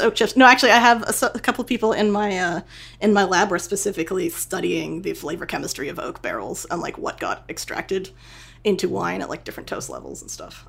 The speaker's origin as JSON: {"language": "English", "town": "Boston", "region": "Massachusetts", "country": "United States", "tie": "born or raised there", "also_born_or_lived": "New York / California", "moved": "yes", "said": "I'm a I'm a northeasterner. I grew up in Boston and then like moved to New York"}